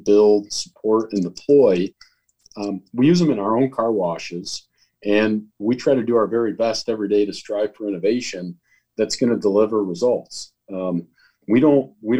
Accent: Holland, Michigan, United States; I grew up in Holland, Michigan

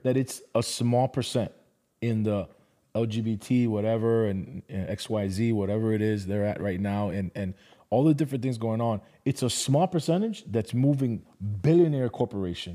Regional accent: Miami, Florida, United States; now in Atlanta, United States; I was born and raised in Miami

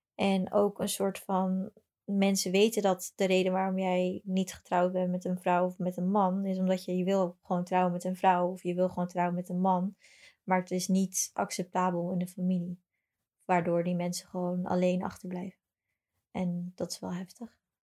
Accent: Brazil; now in Netherlands; toevallig kom ik niet uit Amsterdam, ik kom uit Brazilië.

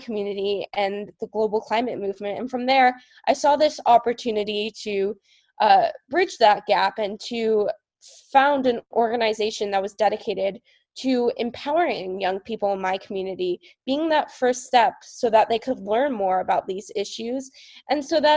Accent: Marin County, California, United States; I was kind of the only one from my community of Marin County, which is across the bridge from San Francisco

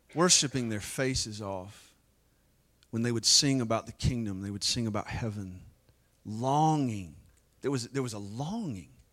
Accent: United States

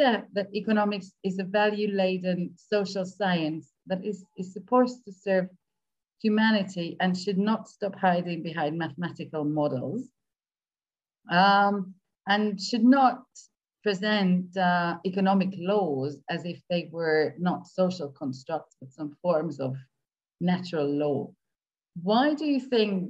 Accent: Hungary; moved away as an adult; also born or lived in Scotland; I'm coming from Hungary, and I had, you know, I had grown up in a socialist state.

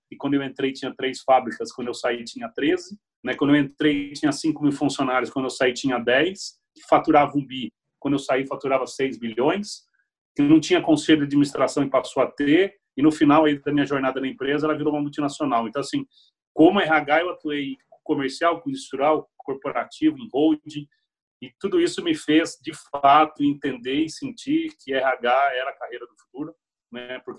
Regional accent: Piracicaba, São Paulo, Brazil; sou natural de Piracicaba, estou com 41 anos, né?

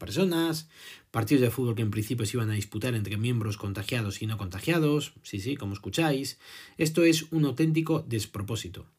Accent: Spain

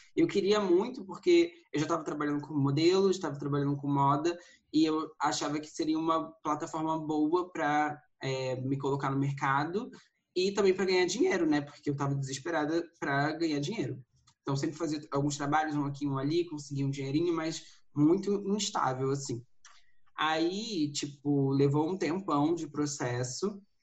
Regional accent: Rio de Janeiro, Brazil; moved away as an adult; now in São Paulo, Brazil; sou do Rio de Janeiro, me mudei aqui para São Paulo tem uns dois anos

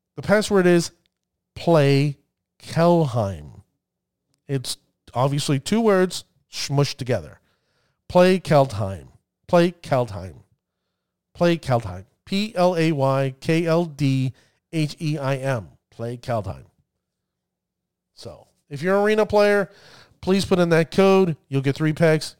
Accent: New Jersey, United States; accent: New Jersey; my New Jersey accent.

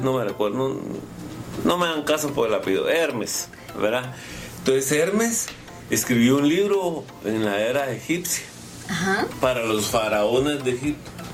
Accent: Guatemala; yo soy Chapín

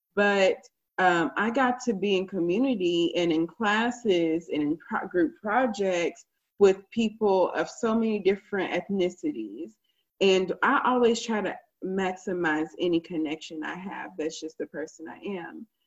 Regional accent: Garland, Texas, United States; moved away as an adult; also born or lived in Nacogdoches, Texas; now in Austin, United States; I grew up in Garland. My whole life was spent in Garland

